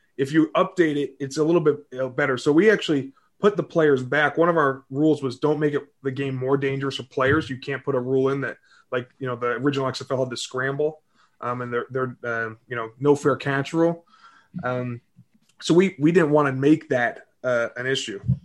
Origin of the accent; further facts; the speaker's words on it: Southlake, Texas, United States; also born or lived in Greenwich, Connecticut; I was born in Connecticut. Um, my dad had a tire shop out in uh, Greenwich, and then we moved to Texas when I was seven